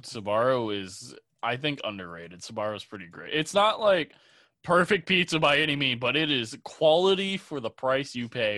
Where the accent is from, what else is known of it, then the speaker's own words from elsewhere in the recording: Illinois, United States; moved away as an adult; now in Chicago, United States; I'm from the Quad Cities